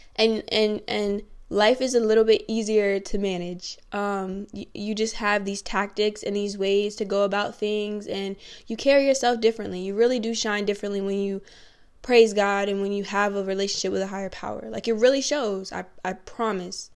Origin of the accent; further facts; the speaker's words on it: Virginia, United States; moved away; people from my hometown, shout out seven five seven